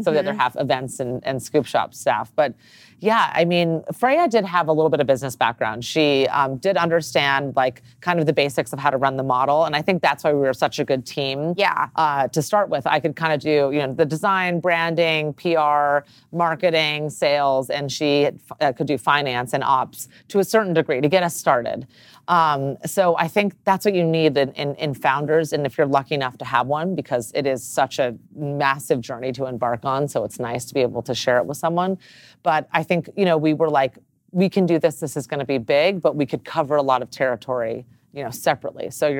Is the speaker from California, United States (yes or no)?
yes; Los Angeles, California, United States; born or raised there